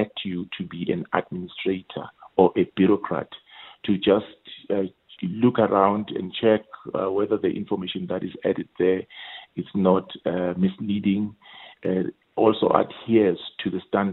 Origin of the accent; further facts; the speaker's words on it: Mpumalanga, South Africa; also born or lived in Indonesia; I was born in Mpumalanga